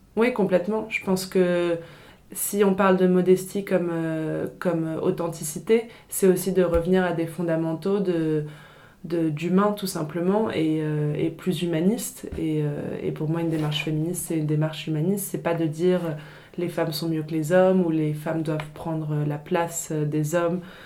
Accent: Paris, Île-de-France, France; also born or lived in England / Italy; je suis née et j'ai grandi euh, à Paris

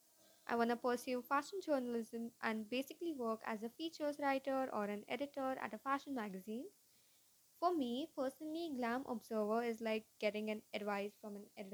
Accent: Mumbai, Maharashtra, India; from Mumbai, India.

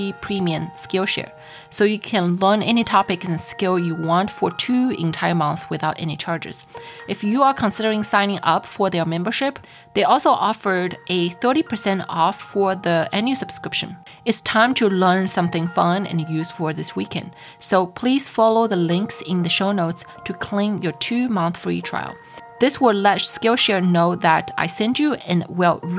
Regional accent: China; moved away; Growing up in China, I don't have those Teachers Appreciation Week

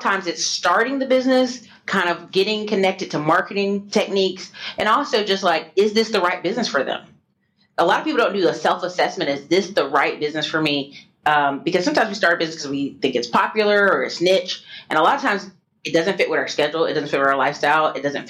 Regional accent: the Carolinas, United States; because I'm from the Carolinas originally.

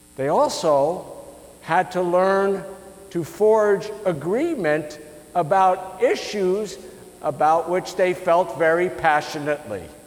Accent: United States; us as American citizens

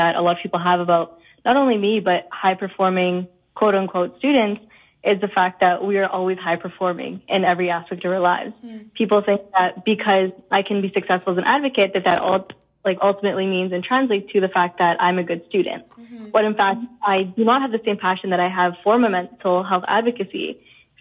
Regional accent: Winnipeg, Manitoba, Canada; moved away as an adult; now in Toronto, Canada; I grew up in Winnipeg, even though I go to U of T now

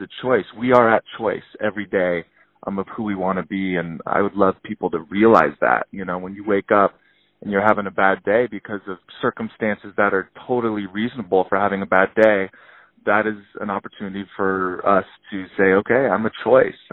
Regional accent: Tahoe City, California, United States; also born or lived in Truckee, California; I was born in Truckee, raised in Tahoe City. So I'm actually a native to Tahoe, which is super rare.

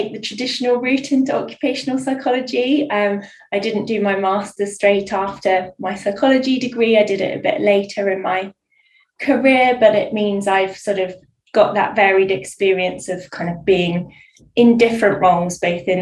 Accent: Bournemouth, South West England, United Kingdom; also born or lived in Guildford; now in Hampshire, United Kingdom; I'm originally from Bournemouth

